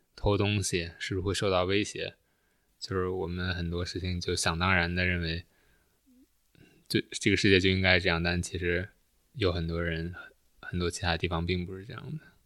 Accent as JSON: {"language": "Chinese", "country": "China", "also_born_or_lived": "Canada", "moved": "as an adult", "said": "在国内的时候就关注，关注国内的东西"}